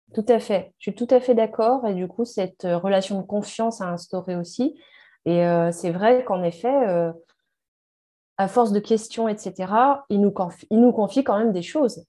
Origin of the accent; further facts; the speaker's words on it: France; nous, en France